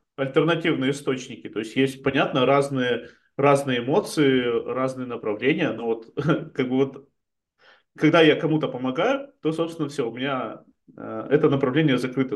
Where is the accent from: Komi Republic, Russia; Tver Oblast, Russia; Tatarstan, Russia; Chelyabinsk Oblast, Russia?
Chelyabinsk Oblast, Russia; Chelyabinsk; moved away as an adult; also born or lived in Israel; now in Spain; я, я из Челябинска приехал